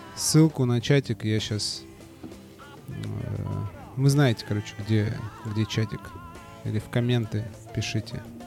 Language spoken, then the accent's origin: Russian; Saint Petersburg, Russia; я не из Москвы, я из Питера. Я из Питера